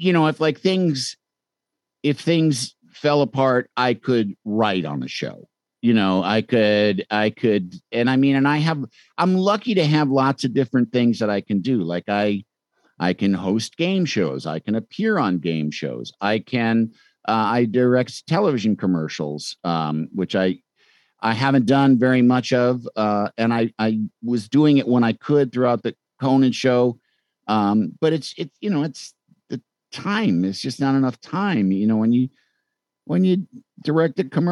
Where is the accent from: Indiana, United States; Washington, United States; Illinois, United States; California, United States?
Illinois, United States; Chicago; moved away; I'm from Chicago